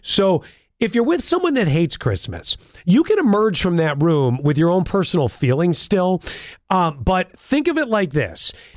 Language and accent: English; Buffalo, New York, United States; being born and raised in Buffalo.